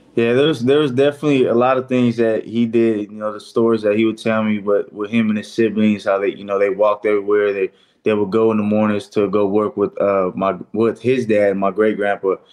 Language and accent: English; Fresno, California, United States; my hometown, the Fresno area